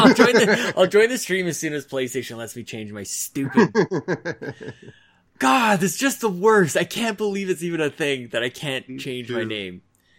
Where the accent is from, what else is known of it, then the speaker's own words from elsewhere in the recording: Canada; but we're Canadian.